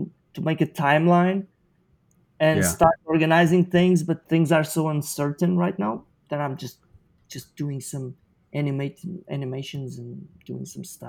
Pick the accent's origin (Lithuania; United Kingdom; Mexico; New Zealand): New Zealand; Wellington; I've been in Australia for a few months, but I'm actually from New Zealand. That's where we live, in Wellington.